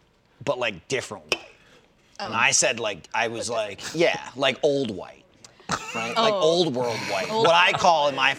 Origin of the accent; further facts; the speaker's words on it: New Jersey, United States; now in Austin, United States; But growing up in New Jersey, it was, like, every culture.